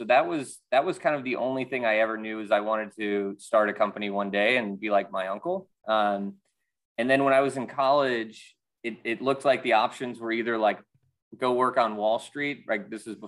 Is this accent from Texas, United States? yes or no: no; Chicago, Illinois, United States; also born or lived in Wisconsin / Atlanta, United States / New York, United States; now in Philadelphia, United States; Yeah, I grew up in the Midwest in Chicago and Wisconsin, and then I moved to Atlanta, and then I went to school in New York, and then I basically moved to Philadelphia after college.